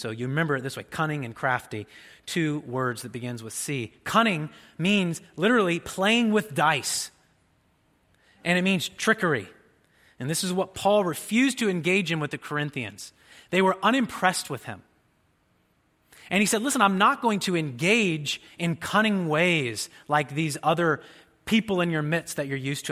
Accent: Jasper, Indiana, United States; my hometown in Jasper, Indiana

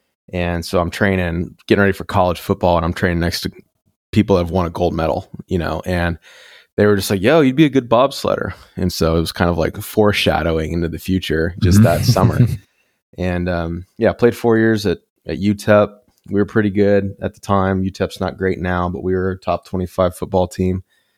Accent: Dallas, Texas, United States; I grew up in Dallas. Mm-hmm. So there's not like, it's not the most creative city. It's real estate, money, construction, like just materialism, sports. That's about it. So I grew up that way

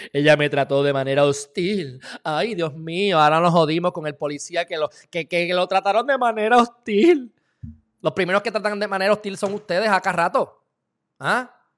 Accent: Puerto Rico; yo soy puertorriqueño

